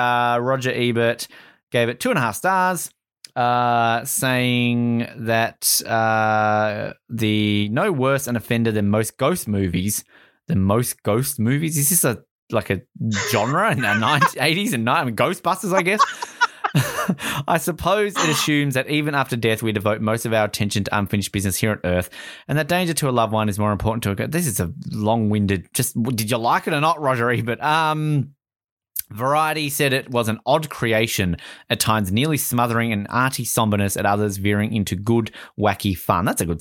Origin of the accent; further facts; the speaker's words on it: Wyoming, United States; I'm from Wyoming.